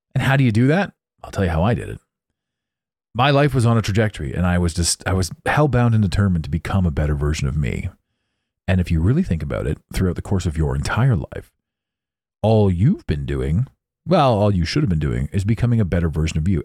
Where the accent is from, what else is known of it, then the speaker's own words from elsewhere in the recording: Canada; I'm Canadian